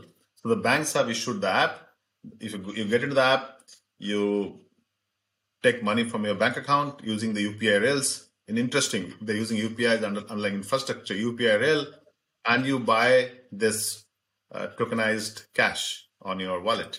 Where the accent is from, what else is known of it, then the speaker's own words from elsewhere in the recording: Singapore; I'm a Singaporean.